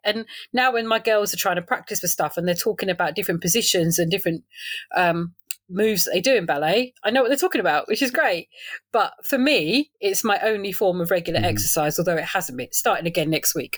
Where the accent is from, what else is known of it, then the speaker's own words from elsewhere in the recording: London, United Kingdom; moved away as an adult; also born or lived in Salford / South Essex; now in Rayleigh, United Kingdom; I'm a Londoner, really, born and bred Northwest London